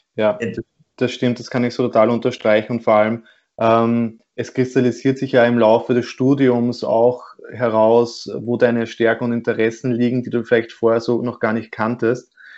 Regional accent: Austria; bei uns in Österreich

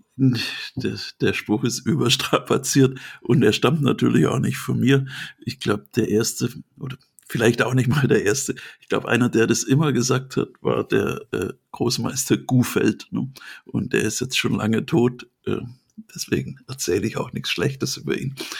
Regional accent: Swabia, Germany; Ich bin ja Schwabe.

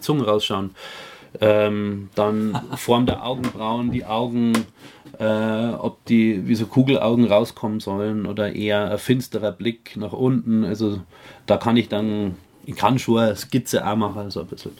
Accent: Bayerisch Gmain, Bavaria, Germany; also born or lived in Bischofswiesen; kommen wir aus Bayerisch Gemein

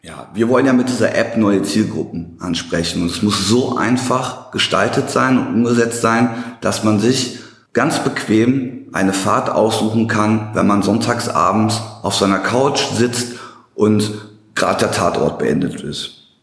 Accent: Hagen, North Rhine-Westphalia, Germany; now in Dortmund, Germany; komme aus Dortmund. Gebürtig komme ich aus Hagen-Limburg, äh, falls jemand das Nest kennt

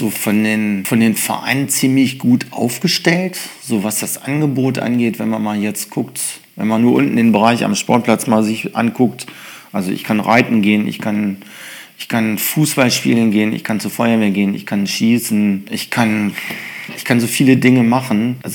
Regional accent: Holtensen, Lower Saxony, Germany; eigentlich, ist, ist meine Heimat eigentlich. Da ich bin seit, ja, geborener Holtenser im Grunde. Und das ist eigentlich meine Heimat.

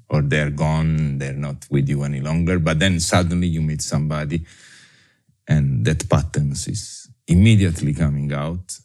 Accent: Naples, Campania, Italy; English is a second language; moved away as an adult; also born or lived in Caribbean; I was born in Napoli in 1966 and I grow and raise in Italy, in Napoli, uh, up until my university degree, and then I left.

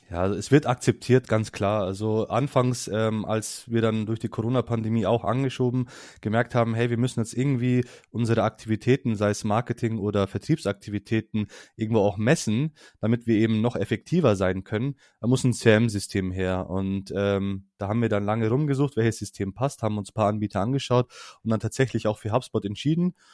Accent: Hesse, Germany; jetzt für mich als

